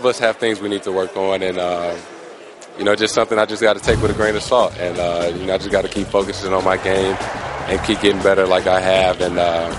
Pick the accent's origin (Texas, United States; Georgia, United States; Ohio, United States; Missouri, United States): Missouri, United States; St. Louis; I'm from St. Louis